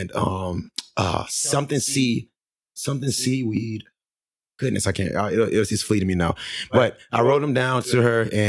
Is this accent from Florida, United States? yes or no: yes; St. Lucie County, Florida, United States; also born or lived in Arizona; now in Fort Myers, United States; I came back to Florida because I'm from Florida